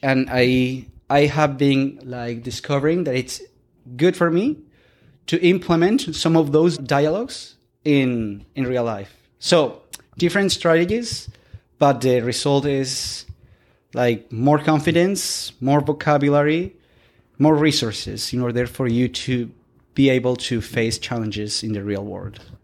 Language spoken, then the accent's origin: English; Colombia; first language Spanish; English is a second language; moved away as an adult; now in Victoria, Canada; we are from Colombia.